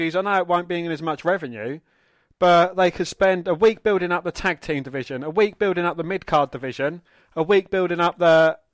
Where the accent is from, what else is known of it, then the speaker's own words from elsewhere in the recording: England, United Kingdom; we are English